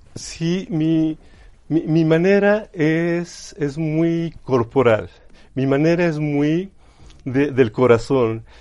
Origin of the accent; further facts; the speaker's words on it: Chachapa, Puebla, Mexico; Sí, yo soy originario de Chachapa, Chachapa Puebla, ¿sí? que está, no sé, ya actualmente a unos 25 minutos de lo que es el centro histórico. ¿sí? Entonces, yo crecí en el campo